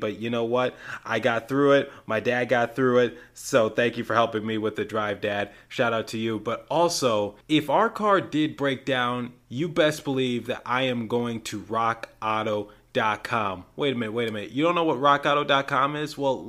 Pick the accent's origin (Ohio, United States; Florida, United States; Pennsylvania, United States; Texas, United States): Pennsylvania, United States; Philadelphia; moved away as an adult; now in Michigan, United States; I do not go to school near my hometown of Philadelphia. I actually go a little further out. I go to school in Michigan.